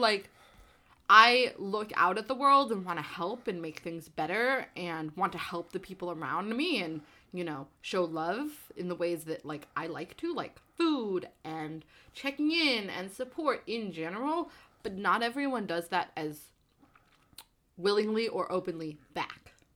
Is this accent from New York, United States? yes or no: no; New Jersey, United States; I grew up in New Jersey